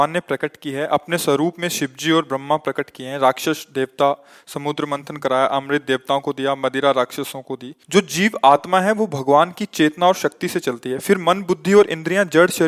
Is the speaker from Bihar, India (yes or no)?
no; Sirhind, Punjab, India; मैं सर हिंद फतेहागढ़ साहिब जी का रहने वाला हूँ ये शहीदों की धरती है